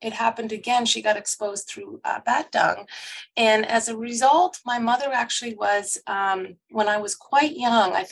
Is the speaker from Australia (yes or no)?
no; Truro, Nova Scotia, Canada; also born or lived in Montreal, Quebec; I was born in Montreal. And when I was quite young, my parents actually went to McDonald College. So my mom had a nursing degree and my dad did an agricultural degree. And we moved down to Truro, Nova Scotia when I was very young, I think 3 or 4